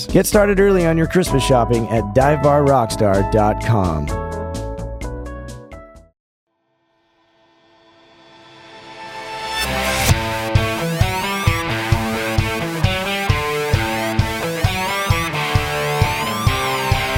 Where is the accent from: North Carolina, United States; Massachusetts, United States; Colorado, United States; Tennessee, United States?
Colorado, United States; Denver; moved away as an adult; now in Los Angeles, United States; my hometown of Denver.